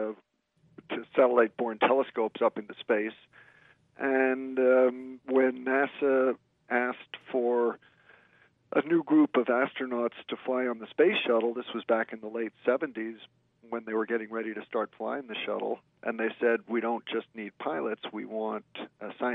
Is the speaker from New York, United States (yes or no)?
yes; New York area, United States; I grew up in the New York area